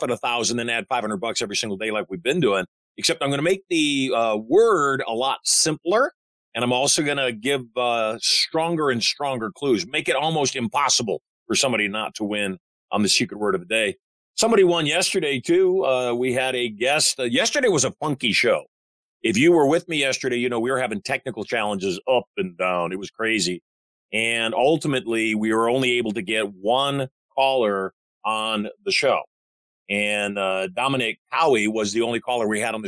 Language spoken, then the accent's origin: English; Michigan, United States; I'm a Michigander